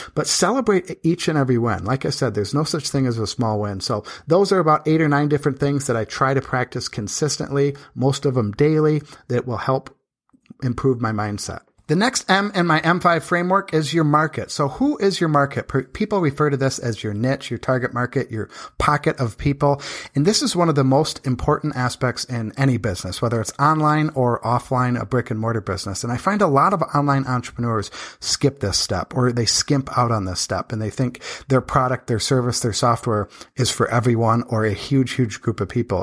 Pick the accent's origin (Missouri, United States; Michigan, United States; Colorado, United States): Michigan, United States; now in Las Vegas, United States; I'm from Michigan where they used to average about a hundred sunny days a year